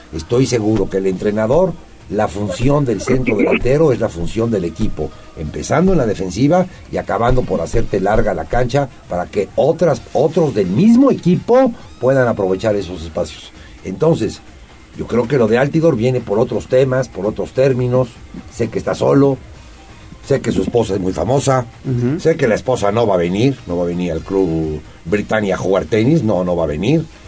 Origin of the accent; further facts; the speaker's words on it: Puebla, Mexico; el poblano somos escépticos, somos escépticos y no nos gusta mojarnos